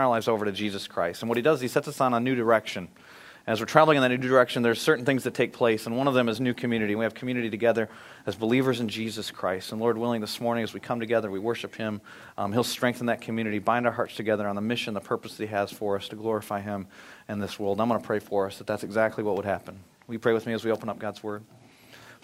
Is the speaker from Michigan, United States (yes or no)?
yes; Michigan, United States; I grew up in Michigan